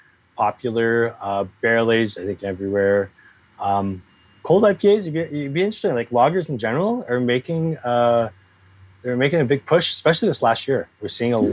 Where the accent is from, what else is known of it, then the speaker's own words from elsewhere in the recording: Alberta, Canada; moved away as an adult; now in British Columbia, Canada; I'm actually from Alberta originally